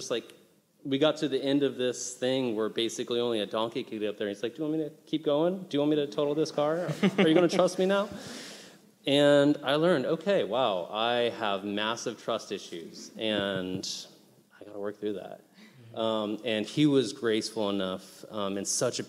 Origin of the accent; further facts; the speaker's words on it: United States; moved away as an adult; also born or lived in Haiti; As an American